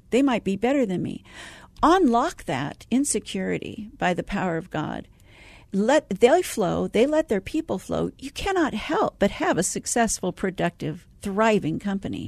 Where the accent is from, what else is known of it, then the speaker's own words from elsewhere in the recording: San Francisco Bay Area, California, United States; moved away as an adult; also born or lived in Arizona; I'm originally from the Bay Area